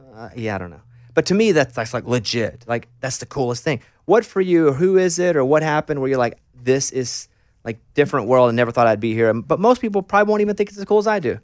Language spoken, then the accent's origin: English; Arkansas, United States; I grew up in Arkansas